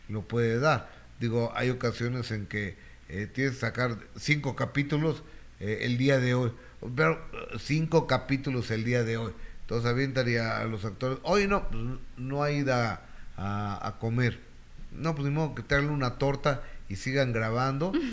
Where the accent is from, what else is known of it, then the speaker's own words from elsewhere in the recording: Peru; soy de Perú, si se le puede preguntar sobre mi país